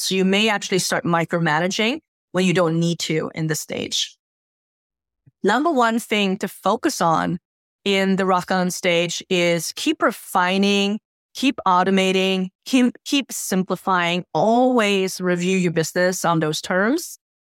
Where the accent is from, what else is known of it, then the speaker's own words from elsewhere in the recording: Helsingborg, Skåne, Sweden; moved away; also born or lived in Lake Geneva, Switzerland; spending time in my hometown, uh, Helsingborg